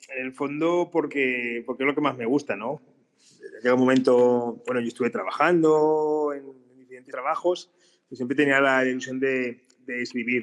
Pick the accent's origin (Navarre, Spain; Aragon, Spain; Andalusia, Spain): Aragon, Spain; Borja; yo soy de Borja, eh, Borja también se vive la historia del patrimonio